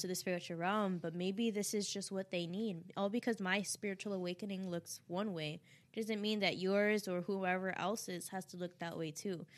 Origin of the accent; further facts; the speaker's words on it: New York, United States; I'm from New York